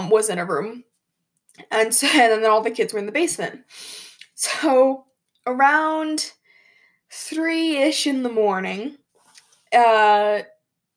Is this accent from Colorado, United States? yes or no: yes; Colorado, United States; I'm from Colorado, and if you didn't know, we like to ski, and we have mountains